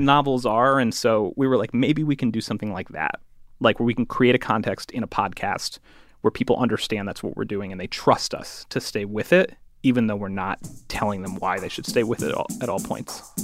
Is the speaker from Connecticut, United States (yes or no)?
yes; Connecticut, United States; I'm from Connecticut